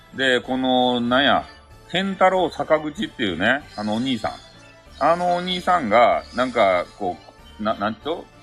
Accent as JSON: {"language": "Japanese", "region": "Kyushu", "country": "Japan", "said": "俺たち、九州人"}